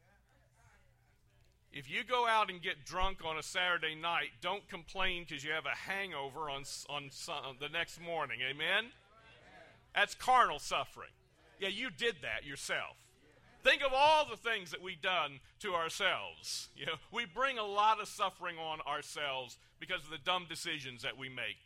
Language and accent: English; United Kingdom; now in United States; I am British American